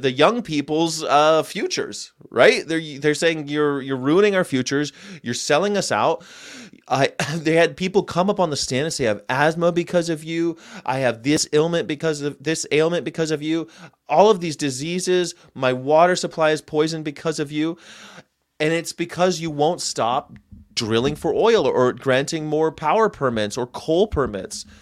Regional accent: California, United States; moved away as an adult; I grew up here. I grew up in California, but I've lived all over the world. I moved back here about five years ago

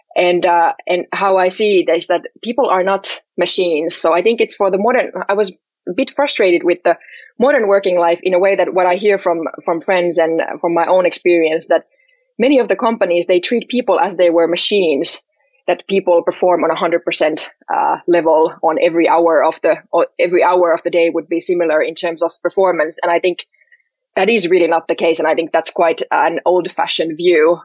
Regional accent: Helsinki, Uusimaa, Finland; I'm from Helsinki, uh, born and raised here

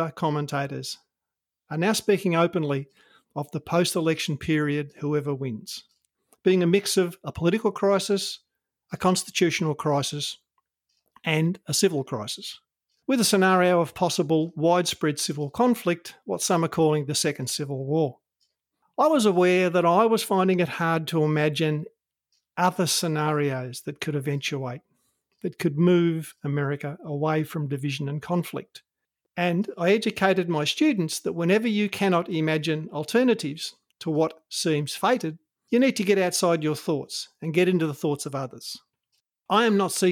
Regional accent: Australia; I'm an Australian

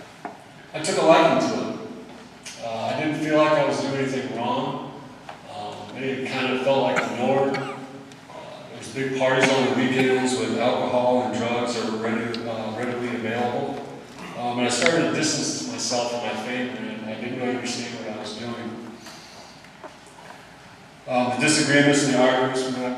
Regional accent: Cedar Falls, Iowa, United States; I grew up in Cedar Falls, Iowa.

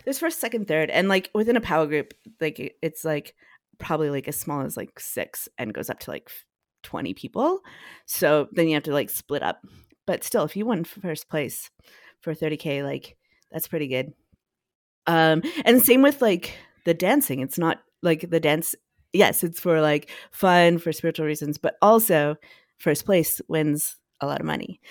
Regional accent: Edmonton, Alberta, Canada; moved away as an adult; now in Toronto, Canada; I grew up, uh, mostly in Edmonton, um, with my mom

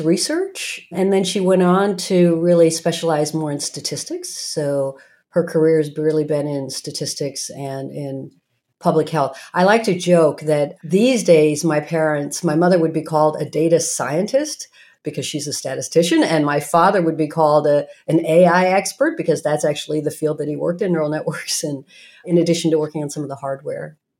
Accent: Norman, Oklahoma, United States; moved away; also born or lived in Morristown, New Jersey; I grew up in Norman, Oklahoma

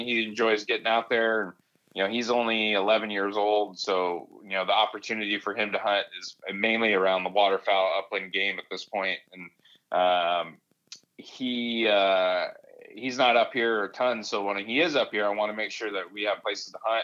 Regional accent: the Sierra / Eastern Sierras, California, United States; moved away as an adult; I grew up in the Sierra, you know, camping and uh, backpacking in the Eastern Sierras

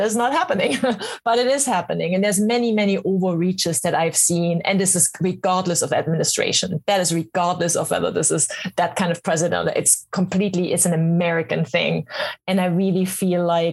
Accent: East Germany, Germany; English is a second language; moved away as an adult; now in United States; I grew up in East Germany behind what you Americans call the Iron Curtain

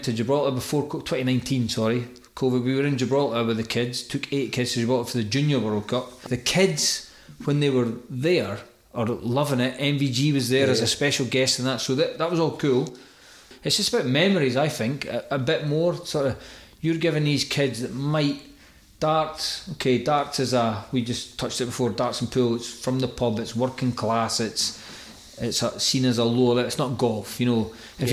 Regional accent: Arbroath, Scotland, United Kingdom; I'm from Arbroath, so Arbroath has a lot of kids

